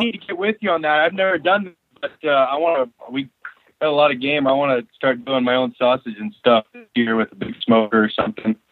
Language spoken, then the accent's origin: English; North Idaho, United States; now in King Salmon, United States; I was born and raised in North Idaho